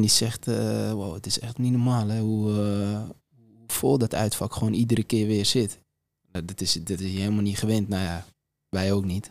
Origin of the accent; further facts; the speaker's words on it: Amsterdam, North Holland, Netherlands; mij als, als Amsterdammer